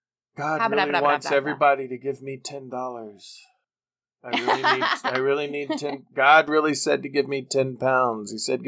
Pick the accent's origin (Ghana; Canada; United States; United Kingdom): Canada; As a Canadian